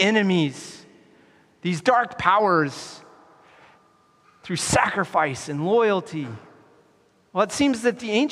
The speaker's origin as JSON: {"language": "English", "country": "United States", "tie": "born or raised there", "also_born_or_lived": "Wyoming / Colorado / California", "moved": "as an adult", "said": "Growing up in Wyoming and Colorado"}